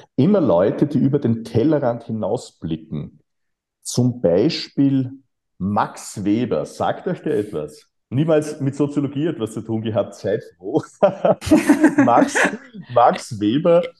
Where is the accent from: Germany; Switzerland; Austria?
Austria; ich bin äh, auf dem Land aufgewachsen, Grenze Niederösterreich, Oberösterreich in den 1970er Jahren